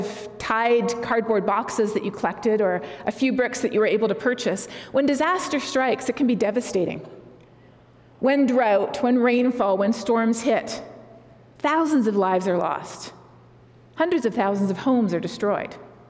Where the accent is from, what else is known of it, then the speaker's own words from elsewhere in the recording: Colombia; also born or lived in Canada; I'm not in my home country of Canada. I'm in a different place, the country of Colombia, where we moved to when I was 9 years old, where my parents served as missionaries for a number of years.